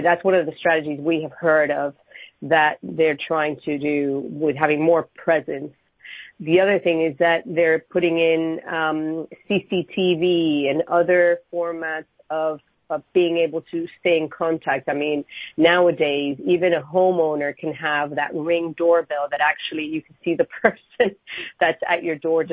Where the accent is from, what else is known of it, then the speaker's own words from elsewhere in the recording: Miami, Florida, United States; moved away as an adult; now in London, United Kingdom; I'm from Miami, but I've been in London